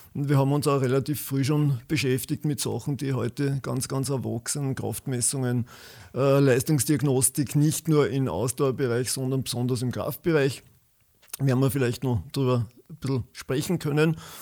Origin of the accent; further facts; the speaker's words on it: Waldviertel, near Gmünd, Lower Austria, Austria; moved away as an adult; also born or lived in Vienna; Ich komme aus dem Waldviertel, genauer gesagt aus der Gegend von Gmünd